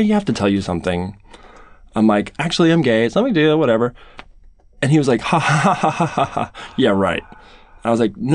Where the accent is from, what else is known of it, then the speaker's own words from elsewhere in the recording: Northern California, United States; I'm from Northern California